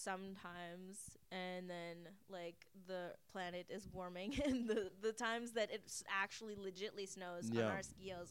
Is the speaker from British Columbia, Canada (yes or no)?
yes; Vancouver, British Columbia, Canada